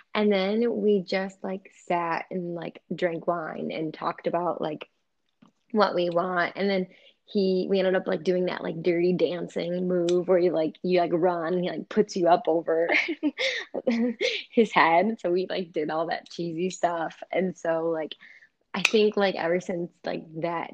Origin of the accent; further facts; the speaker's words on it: Richmond, United States; the local bar in Richmond, like because he's from my hometown